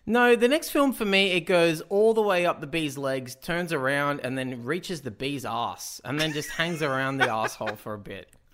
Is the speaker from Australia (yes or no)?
yes; Australia; as an Australian